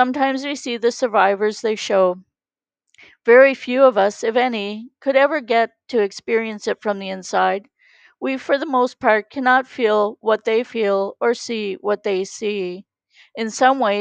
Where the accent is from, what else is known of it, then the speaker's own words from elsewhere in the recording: Canada; we are from Canada